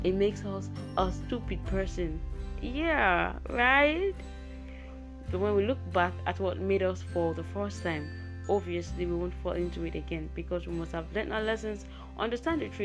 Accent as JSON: {"language": "English", "country": "Nigeria", "said": "I am a podcaster from Nigeria, Africa."}